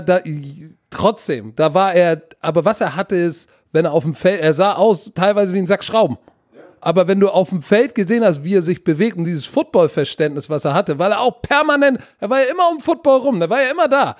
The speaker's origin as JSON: {"language": "German", "region": "Hamburg", "country": "Germany", "tie": "born or raised there", "also_born_or_lived": "United States", "moved": "yes", "said": "Pauli Altona, Digga, da komme ich her. Aber ich war tatsächlich auf der besten Schule in Hamburg"}